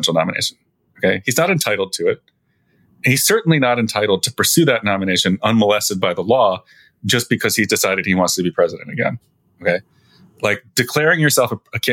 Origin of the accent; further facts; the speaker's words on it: New Jersey, United States; moved away; also born or lived in Illinois; I'm from New Jersey.